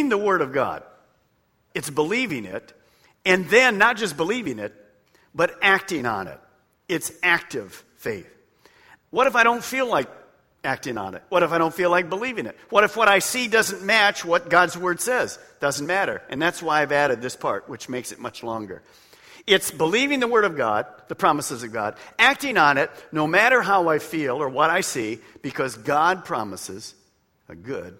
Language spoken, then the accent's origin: English; Detroit, Michigan, United States; I was raised in Detroit